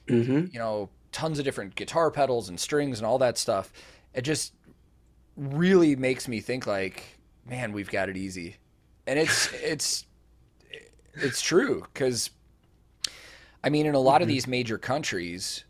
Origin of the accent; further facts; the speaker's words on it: United States; as an American